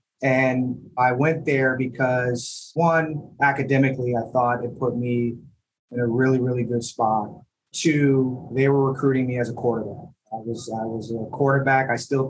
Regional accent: East Lansing, Michigan, United States; also born or lived in Detroit suburbs, Michigan; now in New York City, United States; I was born in Lansing, Michigan, grew up between East Lansing, Michigan, where Michigan State University is, go green, and also spent some time outside of Detroit in the Detroit suburbs for a few years.

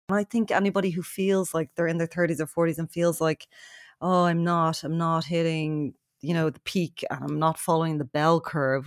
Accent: Ballybrack, County Dublin, Ireland; we uh, were raised in Ballybrack, which is a few kilometres away.

